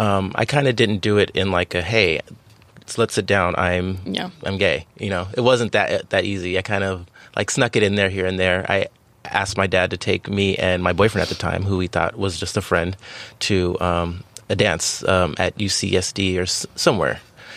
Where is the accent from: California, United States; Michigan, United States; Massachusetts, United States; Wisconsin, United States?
California, United States; San Diego; I'm from beautiful San Diego, California, and I couldn't ask for a better place to be raised.